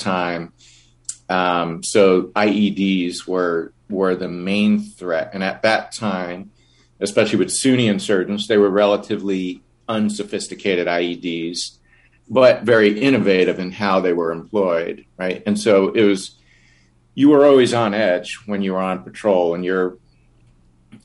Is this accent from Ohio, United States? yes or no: no; Long Island, New York, United States; moved away as an adult; now in Southern California, United States; I grew up on Long Island, and I was a bit of a latchkey child